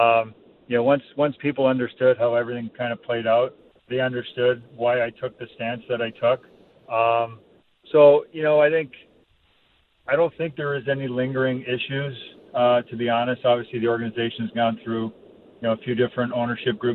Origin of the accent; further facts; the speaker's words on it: Toronto, Ontario, Canada; moved away; also born or lived in Vancouver / Buffalo; growing up in Toronto